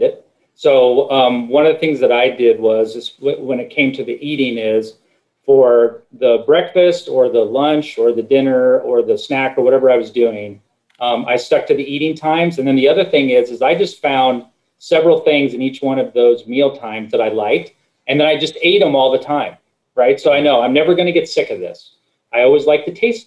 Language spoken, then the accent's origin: English; Midwest, United States; I grew up in the Midwest, everything's meat and potatoes